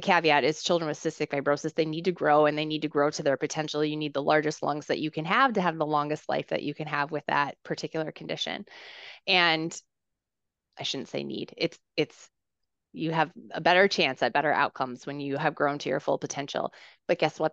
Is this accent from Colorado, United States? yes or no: no; Minnesota, United States; I grew up in Minnesota